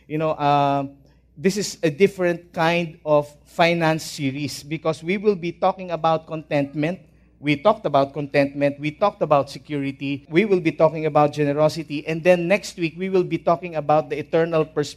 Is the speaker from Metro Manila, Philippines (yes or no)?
yes; Manila, Metro Manila, Philippines; also born or lived in Ilocos Norte; We are from Ilocos Norte, though I was born in Manila. So I'm a Manila boy already